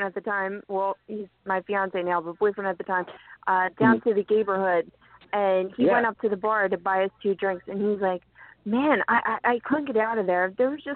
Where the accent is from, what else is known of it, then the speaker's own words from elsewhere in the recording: Philadelphia, Pennsylvania, United States; I'm from the Northeast myself, so I feel like I have a little different of an accent